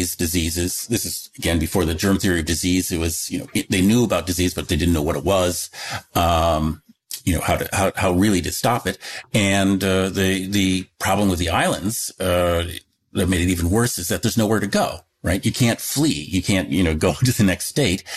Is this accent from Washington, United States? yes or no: yes; Seattle, Washington, United States; moved away; also born or lived in Michigan; when I was a very little, I moved from Michigan to, area around Seattle